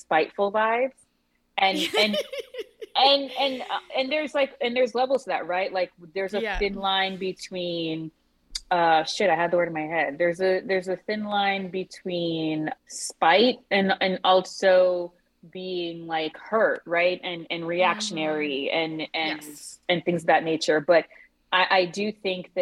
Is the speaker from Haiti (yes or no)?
yes; Haiti; I'm Haitian